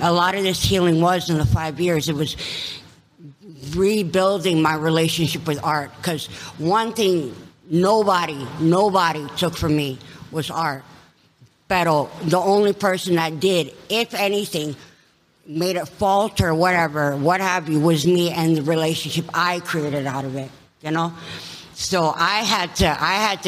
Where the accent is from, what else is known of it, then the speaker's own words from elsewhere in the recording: Kauai, Hawaii, United States; also born or lived in Los Angeles, California; now in Tucson, United States; born and raised on Kauai. In Hawaii, in Hawaii